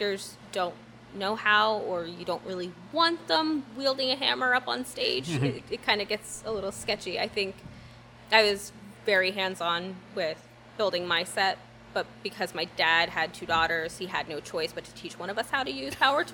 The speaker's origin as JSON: {"language": "English", "town": "Burlington", "region": "New Jersey", "country": "United States", "tie": "born or raised there", "said": "I'm from Burlington. I'm born and raised. I've lived here my whole life"}